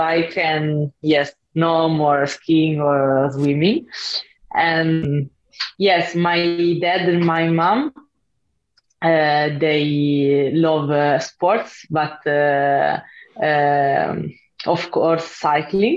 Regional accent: Italy; English is a second language; in my hometown, there is a lot of snow

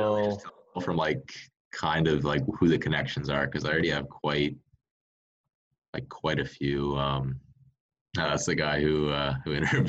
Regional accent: Texas, United States; moved away; we both grew up in Texas.

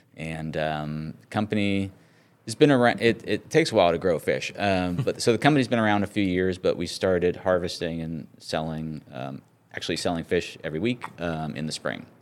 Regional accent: San Francisco, California, United States; moved away; I grew up in California and, um, in the San Francisco area.

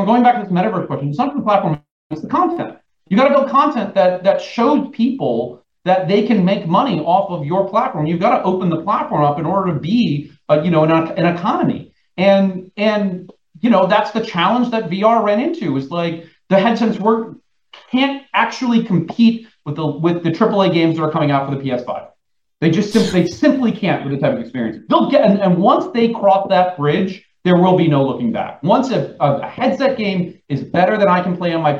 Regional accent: New York, United States; as a New Yorker

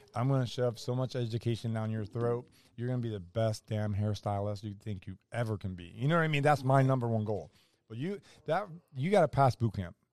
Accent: Orlando, Florida, United States; I'm a kid from Orlando

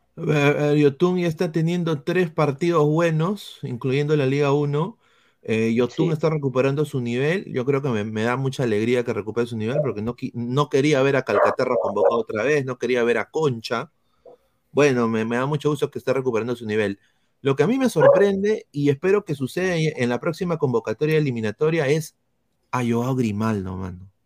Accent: Peru; como peruano, yo quiero que ande la U.

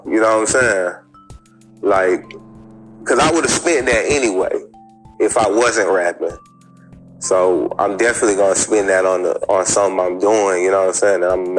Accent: Atlanta, Georgia, United States; I'm from Atlanta.

